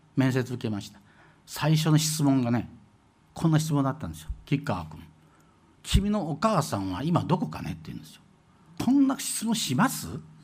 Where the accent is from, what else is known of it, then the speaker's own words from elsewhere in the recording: Shimane, Japan; moved away; 私ね、島根県出身